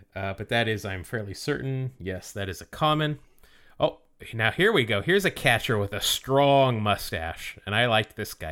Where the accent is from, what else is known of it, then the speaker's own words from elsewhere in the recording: Salt Lake City, Utah, United States; I grew up in Salt Lake City